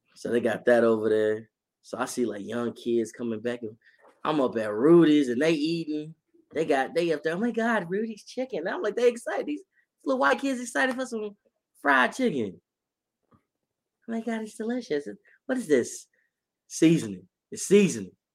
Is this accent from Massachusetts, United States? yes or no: no; Texas, United States; I lived here my whole life.